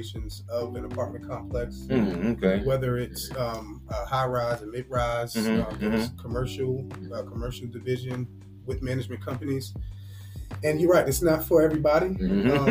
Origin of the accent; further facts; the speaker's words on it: Roselle, New Jersey, United States; moved away as an adult; also born or lived in Newark, New Jersey; now in Nashville, United States; originally from New Jersey. Was raised in the Newark, New Jersey area. Moved to Roselle, New Jersey when I was young.